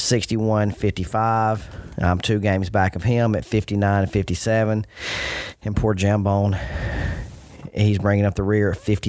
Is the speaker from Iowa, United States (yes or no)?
no; Alabama, United States; We're all from Alabama.